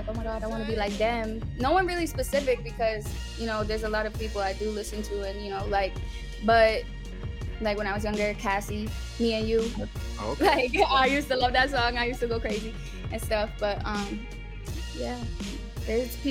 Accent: Pennsylvania, United States; growing up in Pennsylvania, it's like a small town.

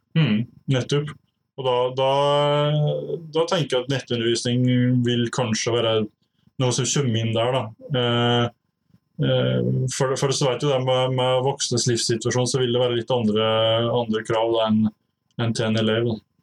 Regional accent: Lom, Innlandet, Norway; now in Otta, Norway; jeg er fra Lom i Gudbrandsdalen. Eh, bor nå på Otta

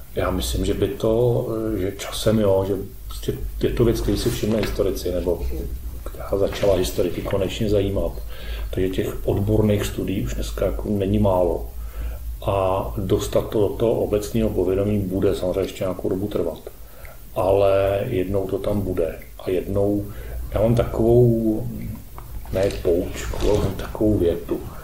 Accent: Czechia; My jsme přece ti Češi

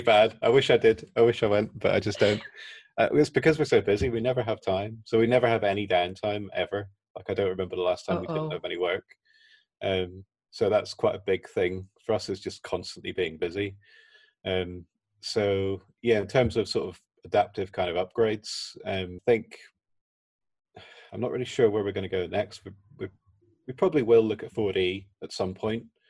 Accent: Belfast, Northern Ireland, United Kingdom; I'm from Belfast

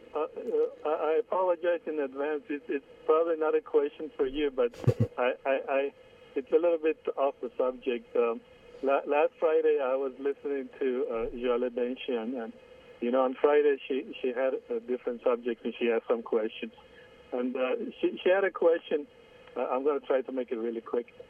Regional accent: Iran; moved away as an adult; now in United States; I was born in Iran. I'm Armenian.

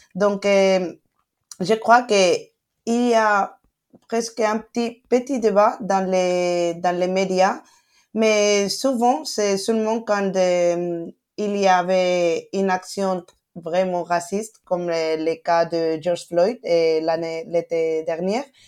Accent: Spain; French is a second language; je suis né et grandi ici, mais mes parents sont marocains

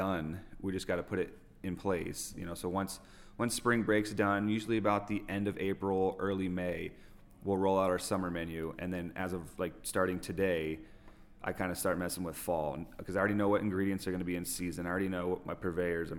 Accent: Orange County, California, United States; moved away as an adult; also born or lived in Idyllwild / Indian Wells; now in Coachella Valley desert, United States; I'm originally from Orange County

